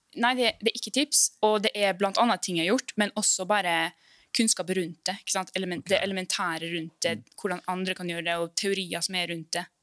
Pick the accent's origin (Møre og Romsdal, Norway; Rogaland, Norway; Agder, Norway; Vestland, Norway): Møre og Romsdal, Norway; Molde or Ålesund; also born or lived in Iceland; now in Oslo, Norway; Jeg er opprinnelig fra Island. Men jeg flytta hit til Norge når jeg var fem år.